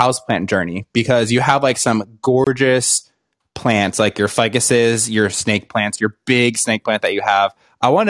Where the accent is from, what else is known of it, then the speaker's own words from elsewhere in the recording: Rhode Island, United States; So I'm from Rhode Island. So I'm actually from the smallest state.